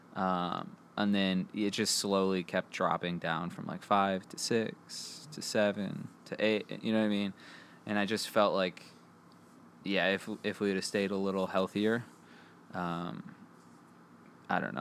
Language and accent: English; Five Mile, Michigan, United States; That's where I got my nicknames from growing up in Five Mile